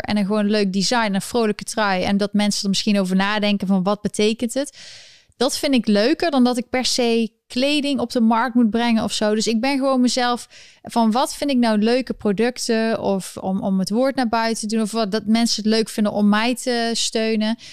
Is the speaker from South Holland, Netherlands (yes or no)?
no; Eindhoven, North Brabant, Netherlands; moved away as an adult; now in New York, United States; ik kom uit Eindhoven